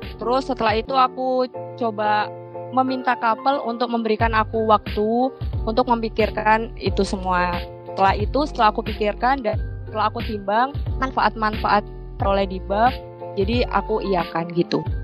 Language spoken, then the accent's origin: Indonesian; Sidoarjo, East Java, Indonesia; Asalku dari kota Sidoarjo